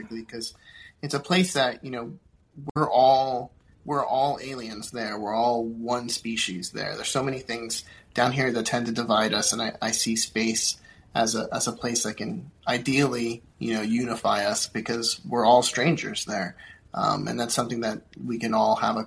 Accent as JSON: {"language": "English", "region": "Florida", "country": "United States", "tie": "born or raised there", "also_born_or_lived": "Puerto Rico", "said": "I grew up in Florida"}